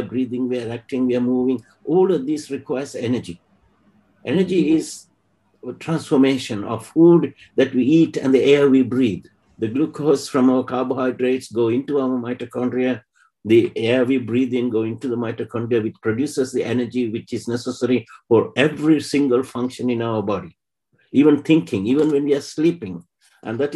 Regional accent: Sri Lanka; moved away as an adult; I come from Sri Lanka, which is a Southeast Asian country.

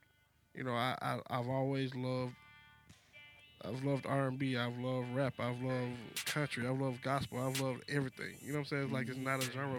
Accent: Atlanta, Georgia, United States; born and raised in Atlanta.

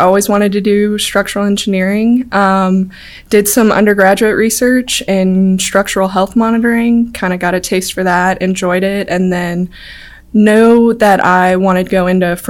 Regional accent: Birmingham, Alabama, United States; also born or lived in North Carolina / Georgia; so I wasn't born in Birmingham. I was born in North Carolina, moved to Georgia a little bit. But when we finally settled in Birmingham

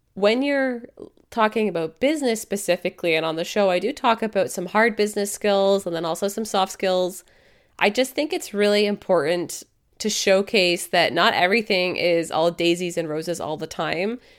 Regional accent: Canada; I'm a Canadian dietitian

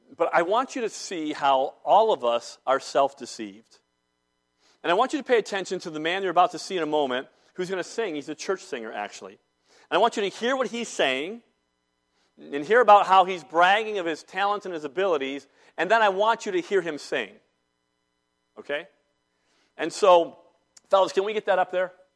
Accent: Salisbury, North Carolina, United States; born or raised there

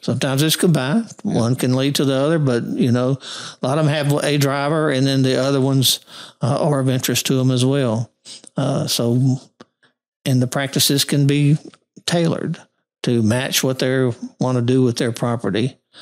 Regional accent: Monroe, Louisiana, United States; also born or lived in Missouri / Arkansas / Texas; I was born in Monroe and got my first degree from U- Northeast Louisiana University

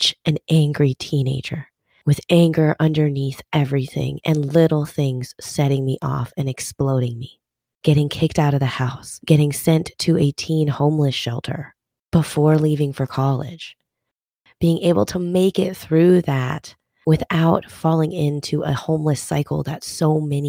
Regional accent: Minnesota, United States; growing up in Minnesota

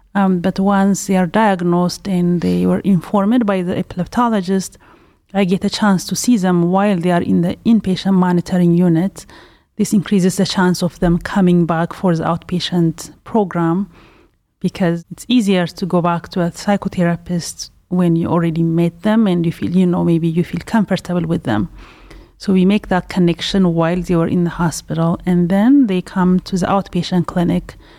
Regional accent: Ethiopia; also born or lived in Pasadena, California; now in Cleveland, United States; I'm originally from Ethiopia

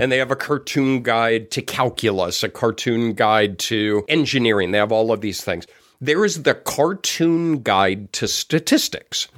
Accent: Denver, Colorado, United States; moved away; I grew up in Denver.

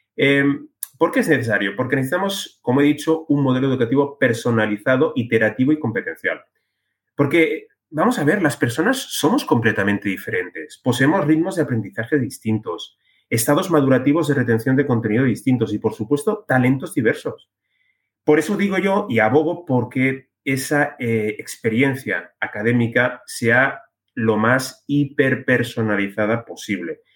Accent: Spain

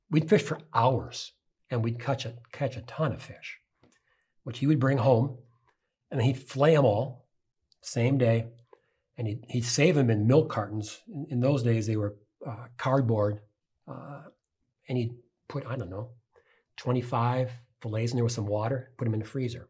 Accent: St. Paul, Minnesota, United States; I grew up on the east side of St. Paul, working class neighborhood.

